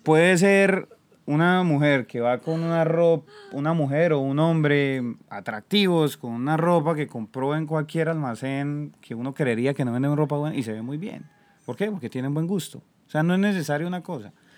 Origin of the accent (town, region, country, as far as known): Colombia; moved away as an adult